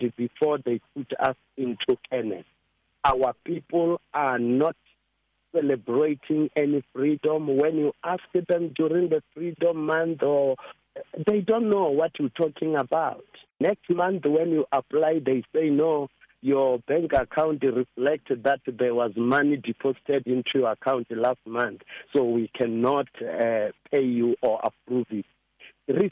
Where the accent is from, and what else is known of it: South Africa